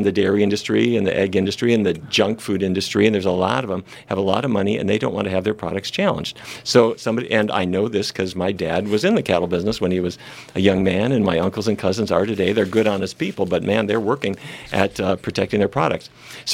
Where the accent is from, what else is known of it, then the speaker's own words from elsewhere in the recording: North Dakota, United States; I grew up in North Dakota